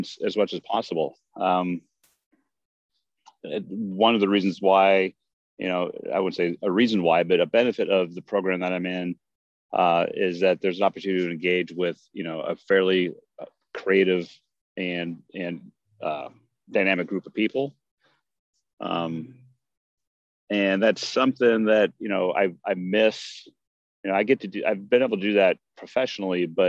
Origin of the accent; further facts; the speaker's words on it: West Coast, United States; moved away as an adult; now in Maryland, United States; I'm originally from the West Coast and, you know, I moved to Maryland about 7 years ago or so